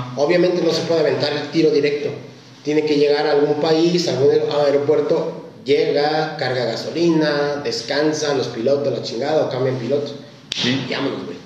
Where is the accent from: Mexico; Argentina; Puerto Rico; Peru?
Mexico; Aquí en México